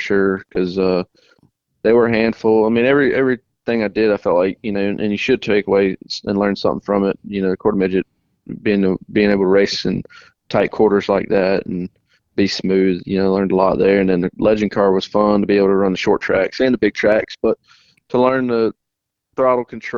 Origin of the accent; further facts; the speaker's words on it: Trinity, North Carolina, United States; I'm originally from Trinity, North Carolina